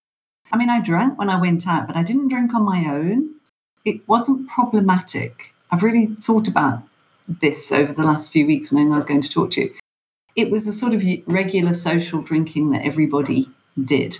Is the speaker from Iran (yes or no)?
no; England, United Kingdom; moved away as an adult; also born or lived in Ireland (family); now in Johannesburg, South Africa; I was born and brought up in England